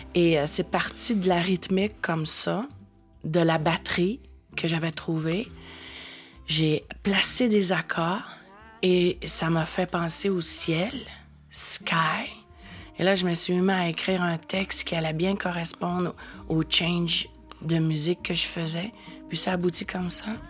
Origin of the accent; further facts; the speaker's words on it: Quebec, Canada; first language French; chez nous, au Québec